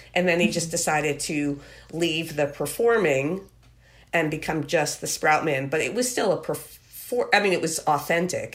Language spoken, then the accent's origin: English; Merrick, New York, United States; I grew up in Merrick